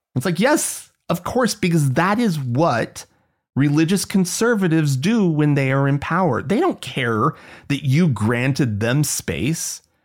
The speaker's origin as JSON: {"language": "English", "country": "United States", "said": "As an American"}